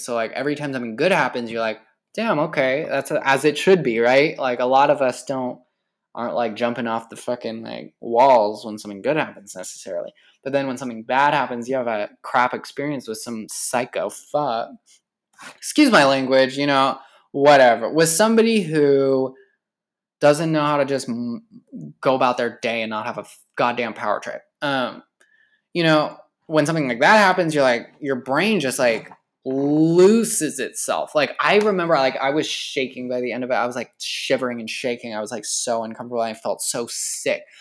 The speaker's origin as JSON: {"language": "English", "region": "California", "country": "United States", "tie": "born or raised there", "said": "I've been working in my hometown, this small, tiny ass, bum-ass fucking town in the middle of nowhere in California"}